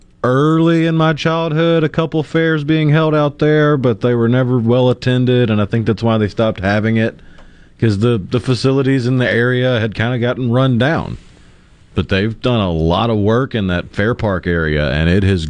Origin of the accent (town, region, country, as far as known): Tupelo, Mississippi, United States; born or raised there